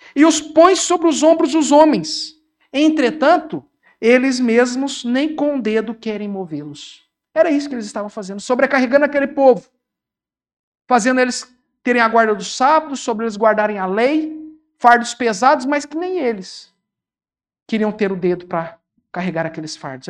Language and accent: Portuguese; Uberaba, Minas Gerais, Brazil; A minha cidade, eu sou de Uberaba